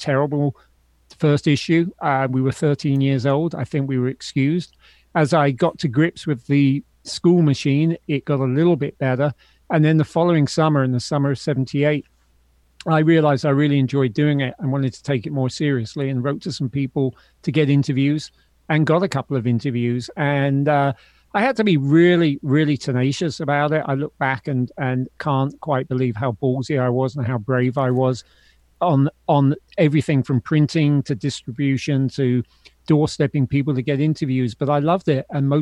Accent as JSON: {"language": "English", "region": "London", "country": "United Kingdom", "tie": "born or raised there", "moved": "yes", "lives_now": "United States", "said": "I grew up in London"}